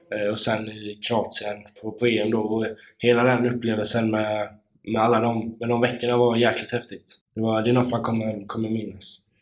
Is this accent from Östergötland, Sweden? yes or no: no; Kungsbacka, Halland County, Sweden; moved away; Jag är ju uppväxt i Kungsbacka.